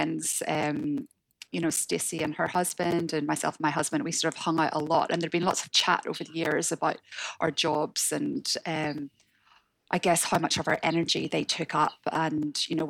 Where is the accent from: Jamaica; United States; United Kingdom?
United Kingdom; Northern Ireland; accent: Northern Irish; moved away as an adult; also born or lived in Hong Kong; now in Sydney, Australia; you can tell from my accent. I'm from Northern Ireland